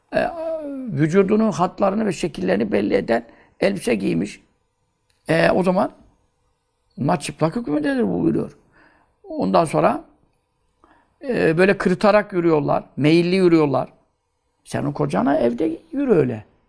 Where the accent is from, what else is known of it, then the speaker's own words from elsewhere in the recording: Görele, Giresun, Turkey; Ben göreleliyim